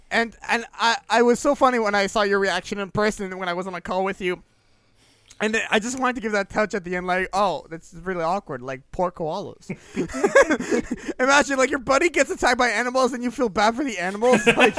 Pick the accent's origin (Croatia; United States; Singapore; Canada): Canada; I'm Canadian.